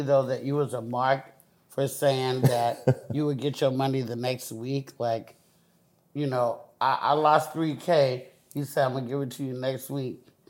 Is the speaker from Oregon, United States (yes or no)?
no; Oakland, California, United States; I'm from Oakland, motherfucking California.